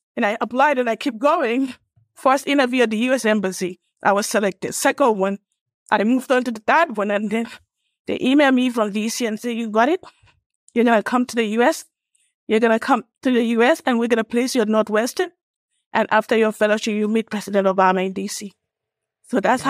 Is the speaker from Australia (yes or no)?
no; Gambia; born or raised there; moved away as an adult; also born or lived in Illinois / Atlanta, Georgia; now in United States